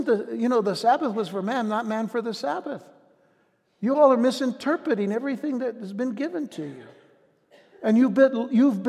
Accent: United States; our day-to-day lives as American citizens

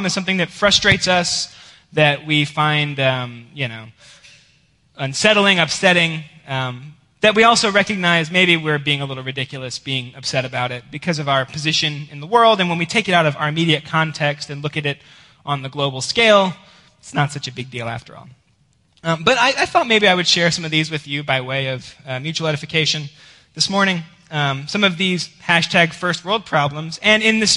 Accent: Georgia, United States; moved away; I am from Georgia

